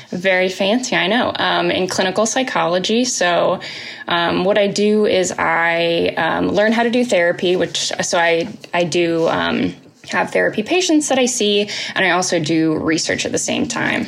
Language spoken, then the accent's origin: English; Indianapolis, Indiana, United States; now in Lexington, United States; I'm originally oh. from Indianapolis